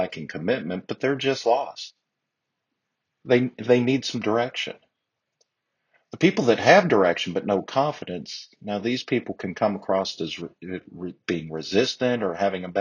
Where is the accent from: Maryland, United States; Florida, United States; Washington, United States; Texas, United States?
Texas, United States; I'm a Texan